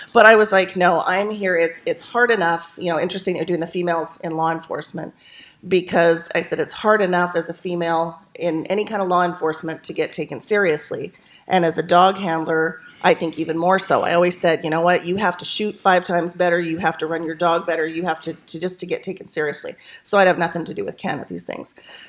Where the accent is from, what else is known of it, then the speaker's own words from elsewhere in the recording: Canada; moved away as an adult; now in Washington State, United States; I was born in Canada